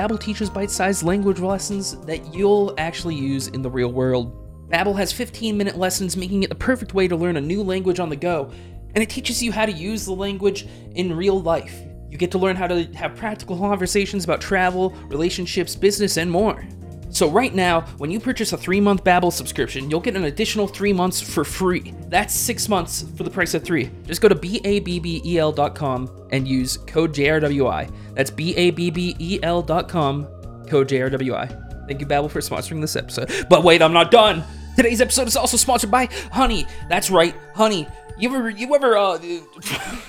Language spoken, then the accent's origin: English; Canada; I'm Canadian